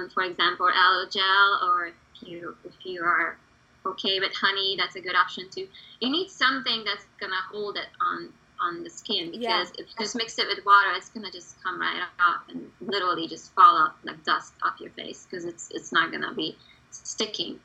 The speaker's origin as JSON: {"language": "English", "country": "Hungary", "tie": "born or raised there", "second_language": "English", "moved": "yes", "lives_now": "United States", "said": "I was born and raised in Hungary."}